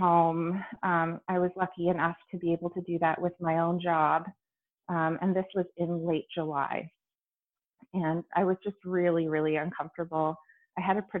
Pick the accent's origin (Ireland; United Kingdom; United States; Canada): Canada; I'm Canadian